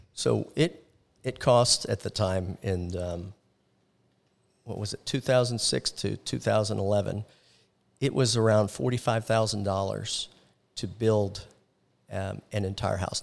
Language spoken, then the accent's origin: English; Orlando, Florida, United States; growing up in Orlando, I was involved in the, um, hotel and tourism industry